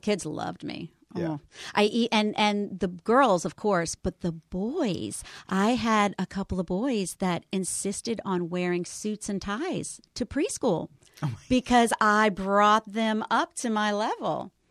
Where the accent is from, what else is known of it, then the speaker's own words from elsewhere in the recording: New Orleans, Louisiana, United States; moved away; I am raised in the 70s, but raised in the southern New Orleans 70s